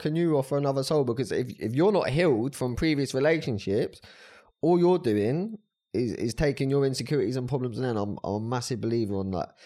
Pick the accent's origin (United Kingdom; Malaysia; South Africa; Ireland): United Kingdom; Brighton, South East England; I'm from Brighton